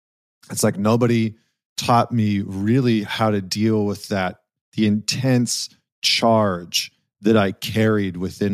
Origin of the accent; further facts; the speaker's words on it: Alberta, Canada; I grew up in Northern Canada in okay. Northern Alberta.